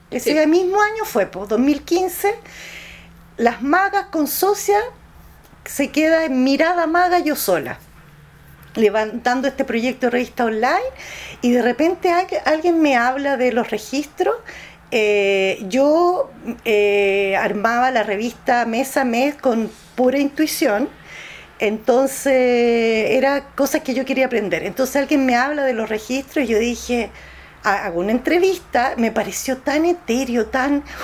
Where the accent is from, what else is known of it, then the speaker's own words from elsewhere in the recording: Chile; Yo la digo como un chilena